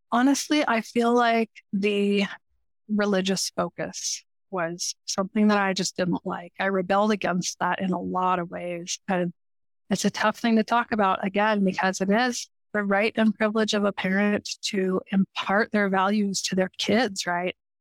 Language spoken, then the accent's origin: English; Denver, Colorado, United States; I grew up in Denver, Colorado